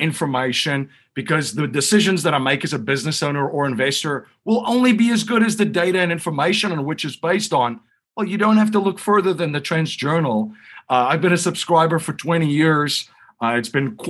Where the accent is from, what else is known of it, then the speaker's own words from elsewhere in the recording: South Africa; moved away; I grew up in South Africa during a totalitarian regime, during the apartheid regime.